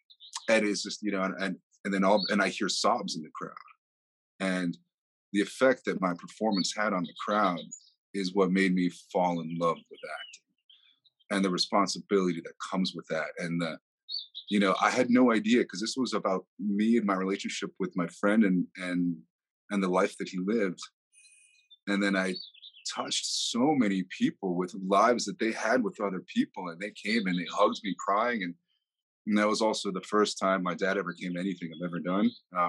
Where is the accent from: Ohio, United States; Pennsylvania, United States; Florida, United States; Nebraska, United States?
Florida, United States; Miami; born there; I was born in Miami, Florida, to a German father and a Colombian Venezuelan mother.